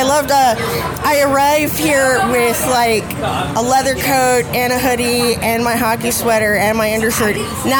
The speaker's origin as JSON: {"language": "English", "area": "Bay Area", "region": "California", "country": "United States", "said": "I'm from the Bay Area."}